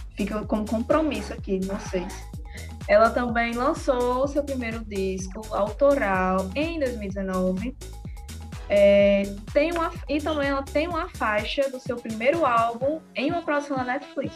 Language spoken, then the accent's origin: Portuguese; Rio Grande do Norte, Brazil; a gente é de, do Rio Grande do Norte